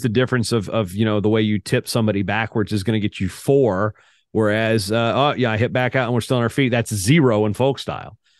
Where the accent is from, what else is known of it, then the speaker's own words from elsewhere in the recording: United States; I'm an American